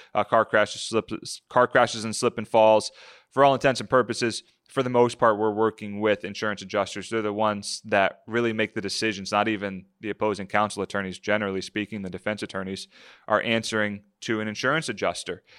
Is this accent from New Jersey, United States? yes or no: yes; New Jersey, United States; a kid growing up in South Jersey, follow the Eagles religiously